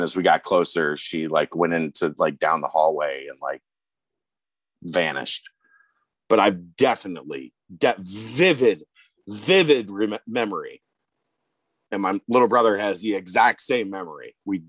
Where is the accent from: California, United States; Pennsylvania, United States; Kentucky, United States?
Kentucky, United States; Okay, then I'm Clooney. I'm from Kentucky.